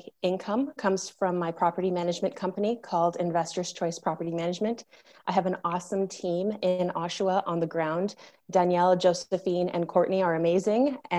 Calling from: Ojochal, Puntarenas, Costa Rica; I'm zooming in from a little town called Ojochal, which is in Costa Rica on the Pacific coast.

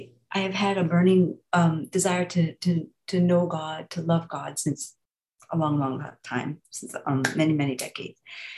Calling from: North Carolina, United States; North Carolina.

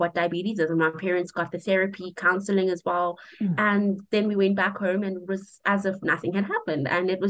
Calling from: Polokwane, Limpopo, South Africa; I am calling in from Polokwane in the Limpopo province of South Africa.

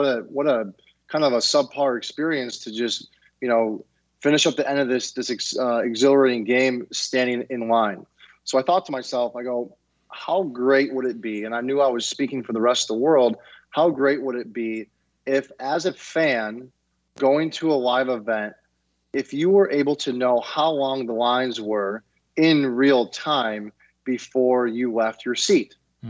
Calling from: Detroit, Michigan, United States; I am calling in from Detroit, Michigan, just outside the city.

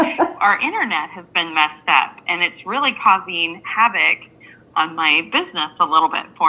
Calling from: Florida, United States; I'm calling in from Florida

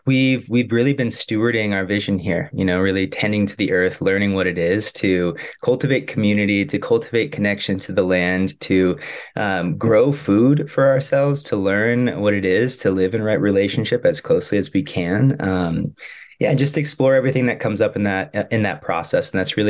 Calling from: Durango, Colorado, United States; And I'm calling in from Durango, Colorado, where Ollie and I have been for the last 3.5 years

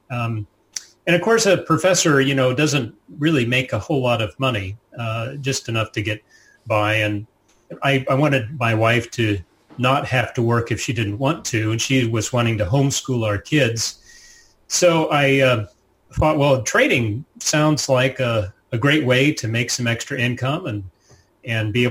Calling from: Virginia, United States; we live just outside of Washington, D.C., you know, capital city, um, and uh, in Northern Virginia, which is a, a set of suburbs just outside of the city.

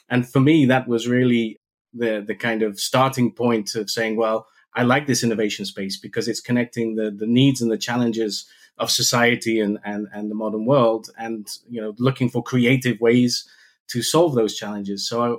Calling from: Maastricht, Limburg, Netherlands; I'm calling in from Maastricht. I have a home office base, but it's not far away from the headquarters for Stahl.

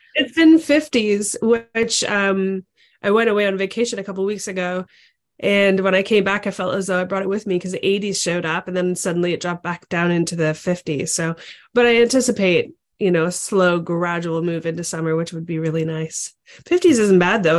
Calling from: Ontario, Canada; I'm actually calling in from Ontario, Canada.

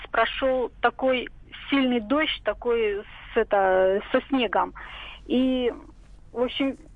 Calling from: Siberia, Russia; Ну, я из Сибири звоню.

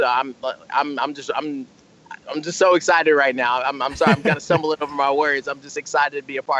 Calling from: Columbia, South Carolina, United States; I'm calling in from Columbia, South Carolina. It's 7:27 in the evening. And it's nighttime here.

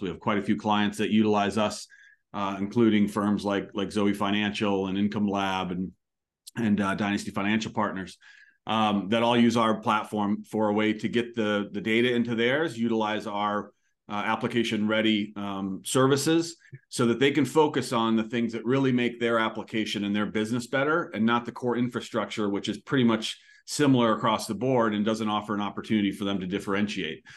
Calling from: Annapolis, Maryland, United States; I'm calling from Annapolis, Maryland

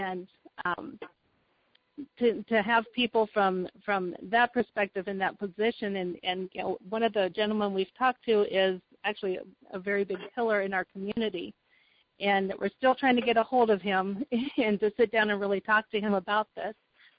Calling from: Oskaloosa, Iowa, United States; Oh, I'm in a town called Oskaloosa, Iowa, and we're about 70 miles southeast of Des Moines, which is kind of smack in the middle of the state.

